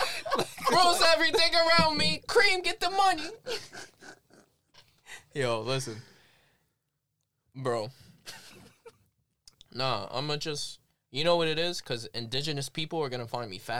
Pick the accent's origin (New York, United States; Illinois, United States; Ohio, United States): New York, United States; New York City; I'm from Brooklyn, baby.